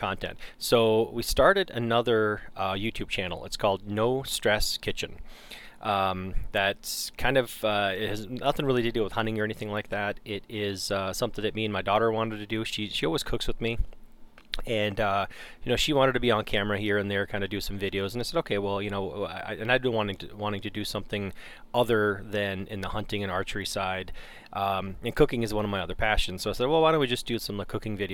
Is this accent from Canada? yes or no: yes; Canada; now in United States; I grew up in Canada, but I've been gone, you know, for a long time, right? I mean, we moved to the States in 91